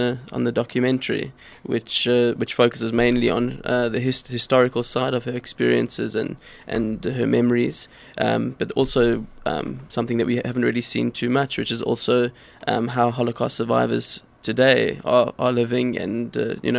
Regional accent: Cape Town, Western Cape, South Africa; I grew up in Cape Town

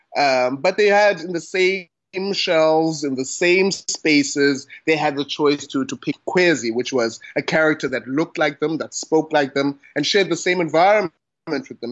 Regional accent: Butterworth, Eastern Cape, South Africa; now in Cape Town, South Africa; I am based in Cape Town, South Africa, born and bred in Butterworth, that is in the Eastern Cape.

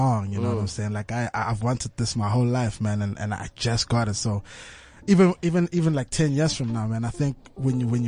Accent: Tembisa, Gauteng, South Africa; I grew up in Tembisa, you know, and that's the hood

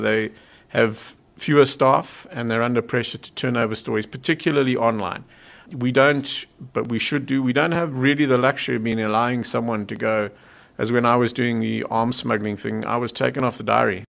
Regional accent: Zimbabwe; now in South Africa; I, am not a South African, I was born in Zimbabwe

